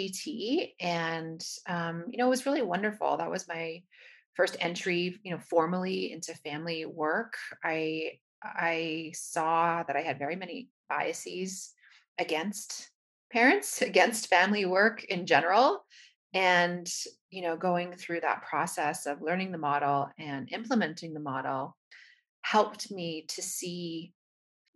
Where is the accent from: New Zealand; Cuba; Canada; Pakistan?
Canada; now in United States; I'm from Canada, but now based out of the United States.